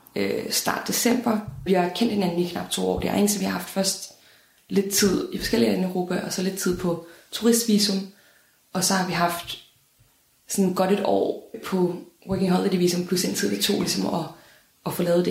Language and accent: Danish; Denmark; jeg er fra Danmark